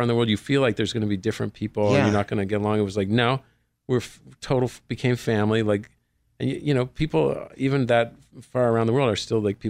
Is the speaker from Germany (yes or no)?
no; Nova Scotia, Canada; moved away; I grew up in Nova Scotia, Far East Coast.